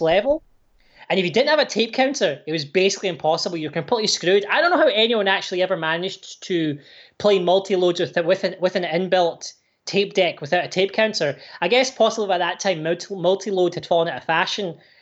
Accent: Irvine, Scotland, United Kingdom; also born or lived in Glasgow; now in Canada; I was born in Glasgow, but I grew up on the west coast in this town called Irvine

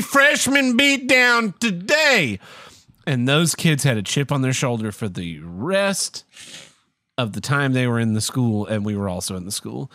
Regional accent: Oklahoma, United States; I'm from Oklahoma

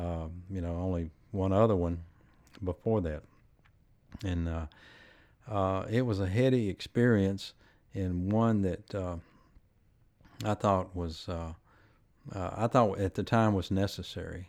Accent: Jackson, Tennessee, United States; I was born and raised here in Jackson

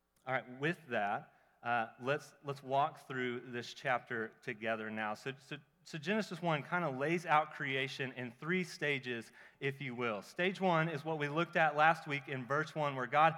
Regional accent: Oklahoma, United States; I'm from Oklahoma

